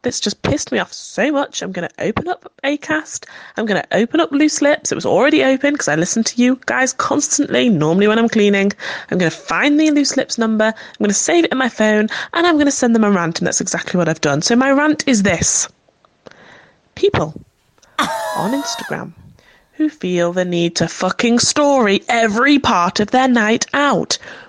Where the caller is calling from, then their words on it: North West England, United Kingdom; Good evening, darlings. … from Cheshire.